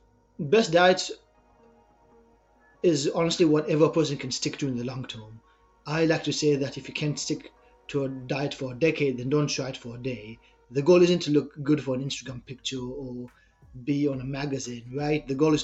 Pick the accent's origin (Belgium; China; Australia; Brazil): China; English is a second language; moved away as an adult; also born or lived in Israel; So as you can probably hear from my accent, I'm from Israel. When I was 6, my family and I moved to China. I grew up there. At 18 years old, I decided to go to Canada